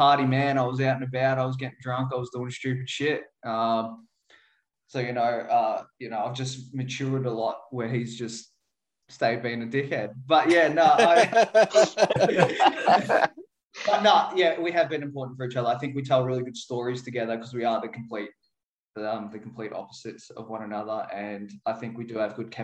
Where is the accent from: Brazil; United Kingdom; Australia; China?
Australia; Werribee, Victoria; growing up in Werribee, it's really working class, lower social economical sort